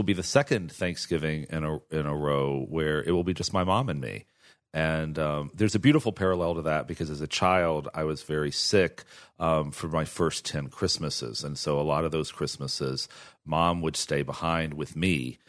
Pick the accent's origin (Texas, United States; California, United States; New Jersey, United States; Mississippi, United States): Texas, United States; And as a gay guy growing up in Texas, I grew up at a time where most of us had to also create a parallel family